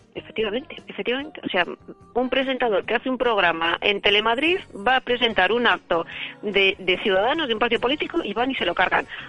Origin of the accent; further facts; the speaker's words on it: Bilbao, Basque Country, Spain; Somos, de Bilbao